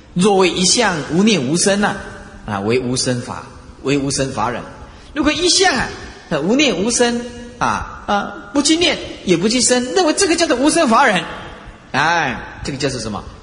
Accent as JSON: {"language": "Chinese", "country": "Taiwan", "said": "我们台湾话"}